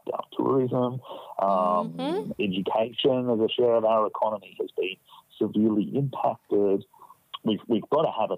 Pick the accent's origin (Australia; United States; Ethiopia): Australia; just being Australian